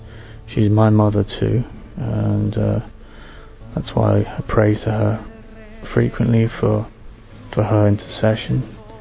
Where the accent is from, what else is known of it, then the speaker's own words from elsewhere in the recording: England, United Kingdom; also born or lived in Italy; I'm English, I'm British, and Italian.